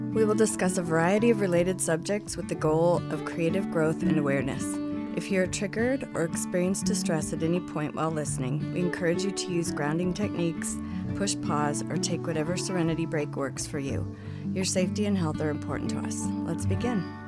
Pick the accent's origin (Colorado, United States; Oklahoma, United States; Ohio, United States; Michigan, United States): Colorado, United States; I grew up here in Colorado.